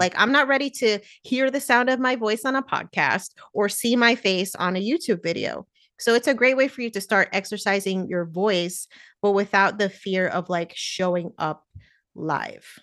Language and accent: English; New Jersey, United States; Me and my sister were born in New Jersey, that's where I grew up